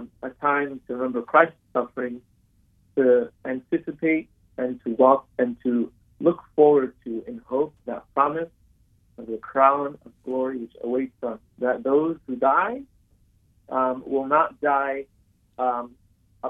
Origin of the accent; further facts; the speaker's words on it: United States; I'm born in America, I was raised here in America